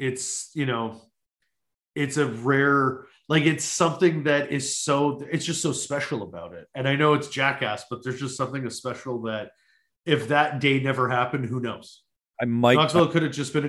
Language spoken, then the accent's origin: English; Winnipeg, Manitoba, Canada; also born or lived in Toronto; Born and raised in Winnipeg. I lived in Toronto for 5 years